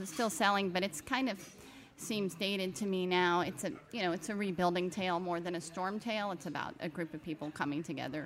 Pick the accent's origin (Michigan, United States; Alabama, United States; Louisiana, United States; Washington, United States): Louisiana, United States; Hammond; now in New Orleans, United States; I'm from Louisiana. I've been here since I was a teenager, but I'm from originally a small town near here